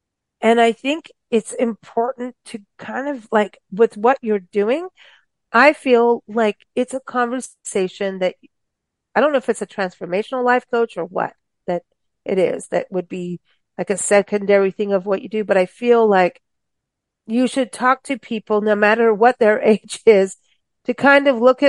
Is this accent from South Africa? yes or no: yes; South Africa; moved away as an adult; now in United States; And even in growing up in South Africa, I couldn't wait to come back to the States. I left as a baby, but lived all over and came back and at 19.